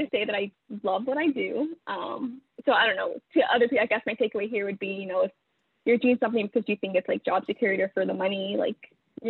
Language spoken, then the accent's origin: English; Stockton, California, United States; moved away as an adult; also born or lived in Fairfield, California; now in New York City, United States; I was born in Fairfield, California. And my dad moved us to Stockton when I was like, I think going into the third grade